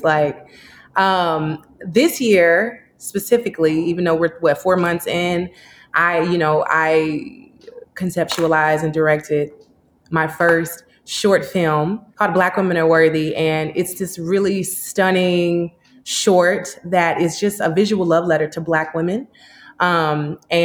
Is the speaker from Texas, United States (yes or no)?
yes; Dallas, Texas, United States; also born or lived in Houston, Texas / Chicago, Illinois; now in North Hollywood, Los Angeles, United States; I'm from Dallas